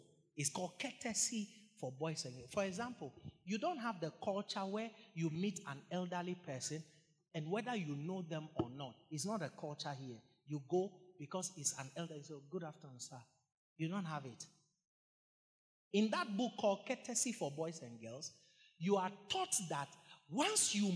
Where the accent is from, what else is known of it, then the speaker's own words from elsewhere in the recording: Ghana; In the 90s, growing up in Ghana, it was custom that every school you attended